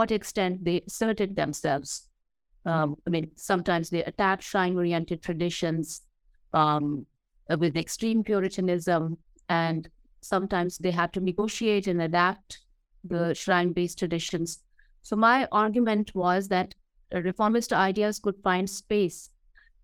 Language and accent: English; a district on the periphery of Punjab, Pakistan; this is my hometown.